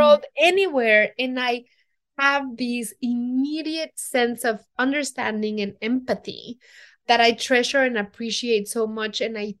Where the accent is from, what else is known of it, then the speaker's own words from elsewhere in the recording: Mexico City, Mexico; because I come from Mexico City I'm centered in Mexico City and the states around it.